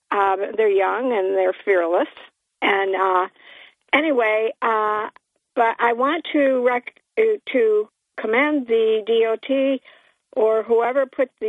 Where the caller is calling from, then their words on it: Port Dickinson, New York, United States; … from Port Dick.